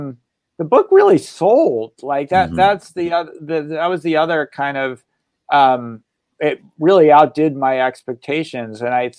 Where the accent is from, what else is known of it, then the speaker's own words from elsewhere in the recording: Massachusetts, United States; I grew up in Massachusetts as a kid, going to Old Sturbridge Village and walking the Freedom Trail.